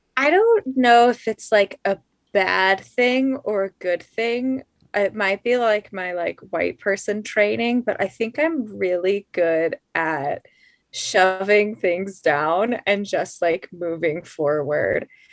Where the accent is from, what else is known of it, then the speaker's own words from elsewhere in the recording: Colorado Springs, Colorado, United States; I'm from Colorado Springs, which is like the evangelical